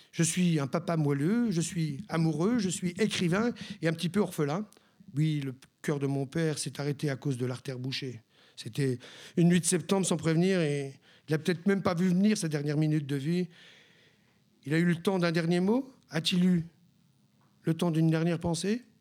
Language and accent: French; Brittany, France; Quand j'étais gosse, je disais que je suis breton et fier de l'être.